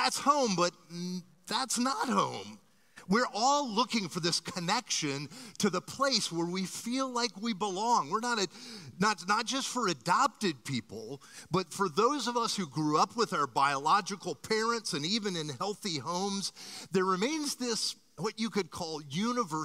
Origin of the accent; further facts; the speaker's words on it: Miami, Florida, United States; I was born in a hospital on Miami Beach and grew up here in Miami.